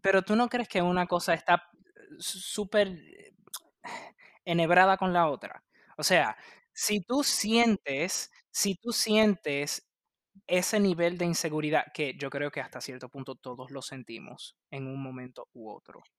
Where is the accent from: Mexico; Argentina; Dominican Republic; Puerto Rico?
Puerto Rico; yo soy de Puerto Rico